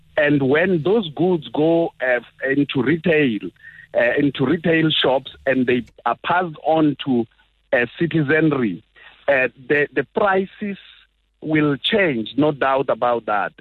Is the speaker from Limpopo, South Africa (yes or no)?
yes; Mopani, Limpopo, South Africa; moved away; That I was born in Mopani doesn't uh, uh, change the fact that I was born in Limpopo